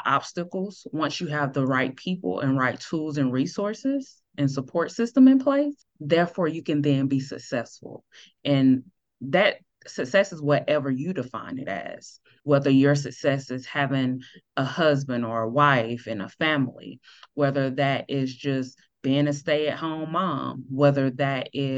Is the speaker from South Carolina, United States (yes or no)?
yes; Greenville, South Carolina, United States; now in Dallas, United States; Originally, I'm from Greenville, South Carolina, but now I reside in Dallas, Texas